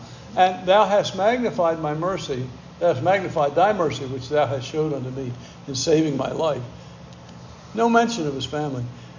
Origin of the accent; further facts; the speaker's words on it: Bronx, New York, United States; man, growing up in the Bronx, I'd be afraid to just walk around the Bronx.